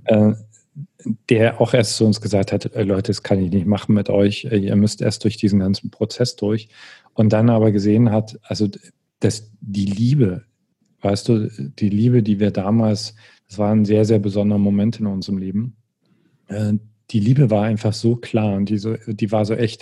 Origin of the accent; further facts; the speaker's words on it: East Germany, Germany; ich bin im Osten groß geworden